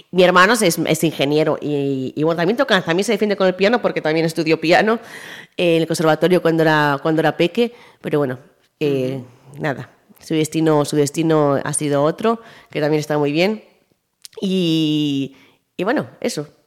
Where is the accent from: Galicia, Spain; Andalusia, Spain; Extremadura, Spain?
Galicia, Spain; Vigo; Somos de aquí, de Vigo.